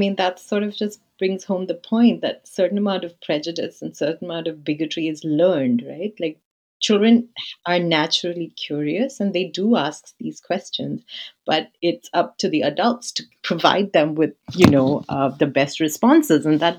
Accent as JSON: {"language": "English", "country": "India", "tie": "born or raised there", "said": "So I'm of Indian heritage. So I grew up in India and around Indian communities."}